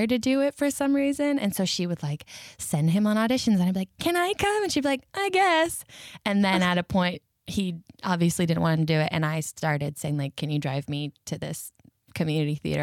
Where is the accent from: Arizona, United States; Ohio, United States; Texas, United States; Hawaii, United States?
Arizona, United States; Mesa; now in Los Angeles, United States; I grew up in Mesa, Arizona, which is a very suburban, Mormon-filled town